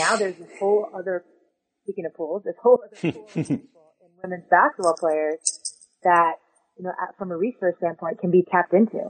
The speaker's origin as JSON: {"language": "English", "area": "Long Island", "region": "New York", "country": "United States", "said": "So I'm from Long Island."}